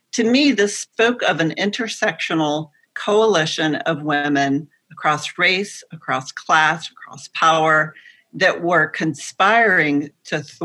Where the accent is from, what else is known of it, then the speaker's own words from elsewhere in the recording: the Bible Belt, United States; I grew up in the Bible Belt.